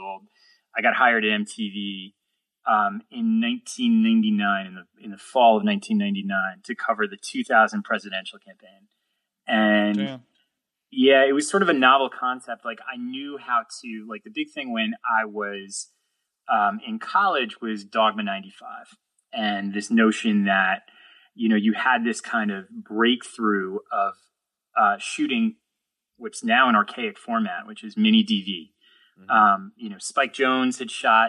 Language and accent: English; New York City, New York, United States; growing up in New York City